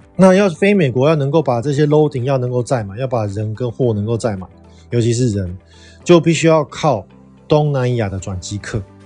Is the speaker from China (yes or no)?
no; Taiwan; 我们台湾人去美国